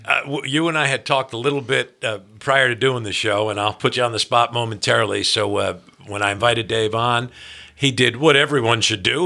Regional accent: New Jersey, United States; New Jersey, my home state

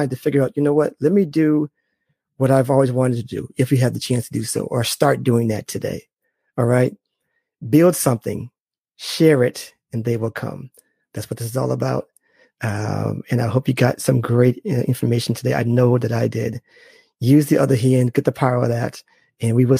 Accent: Boston, Massachusetts, United States; I'm from Boston.

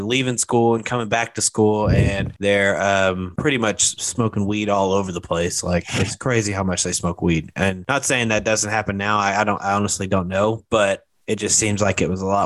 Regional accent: Hot Springs, Arkansas, United States; moved away; I'm originally from Hot Springs, Arkansas

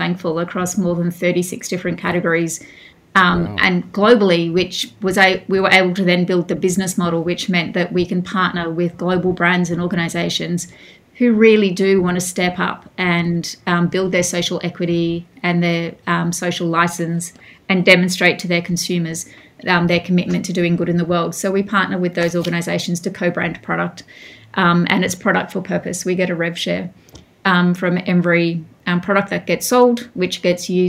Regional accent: Mount Isa, Queensland, Australia; also born or lived in New York; now in Melbourne, Australia; I grew up in Mount Isa in northwest Queensland, a rough and tough mining town.

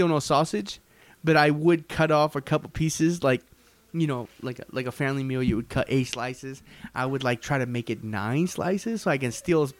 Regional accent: San Diego, California, United States; I grew up in San Diego.

